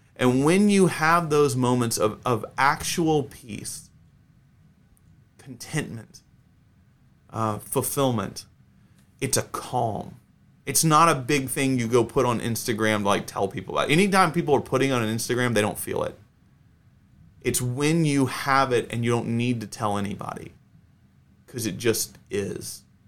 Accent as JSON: {"language": "English", "town": "Atlanta", "region": "Georgia", "country": "United States", "tie": "born or raised there", "moved": "yes", "lives_now": "Texas, United States", "said": "I grew up in Atlanta."}